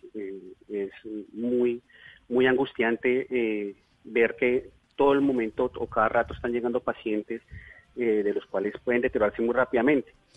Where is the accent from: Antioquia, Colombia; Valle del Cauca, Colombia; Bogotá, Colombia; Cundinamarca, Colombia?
Bogotá, Colombia; moved away as an adult; now in Leticia, Colombia; yo soy bogotano, pero hace próximamente unos nueve años me radiqué